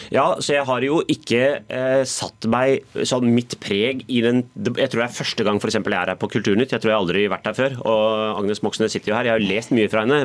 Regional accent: Oslo, Norway; also born or lived in Bærum; Jeg er selvfølgelig født og oppvokst i Oslo, bodd par år i Bærum og par år i utlandet

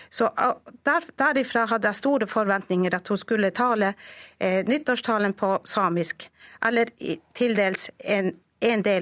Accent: Norway; first language Sami; Norwegian is a second language; Norsk er mitt andre språk. Jeg lærte norsk da jeg var tolv år gammel. Og jeg kan fortelle da jeg begynte på skolen, så kunne ikke jeg annet språk enn samisk.

